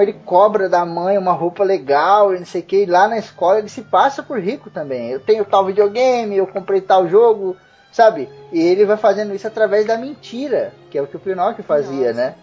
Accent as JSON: {"language": "Portuguese", "town": "Osasco", "region": "São Paulo", "country": "Brazil", "tie": "born or raised there", "said": "quando eu era pequeno eu morava em Osasco"}